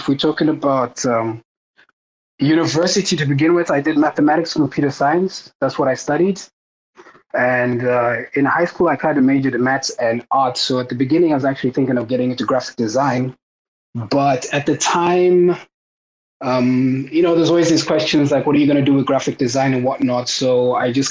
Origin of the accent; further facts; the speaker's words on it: South Africa; moved away; also born or lived in Cape Town; So I actually moved back to South Africa. I'm actually South African